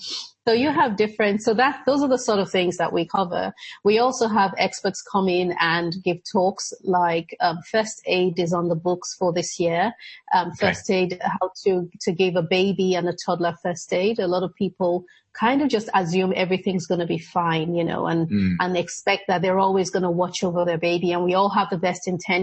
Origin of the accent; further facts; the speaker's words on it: Nigeria; moved away; also born or lived in Edinburgh, Scotland; I was born in Scotland, in Edinburgh, and my parents were living there at the time and then moved back to Nigeria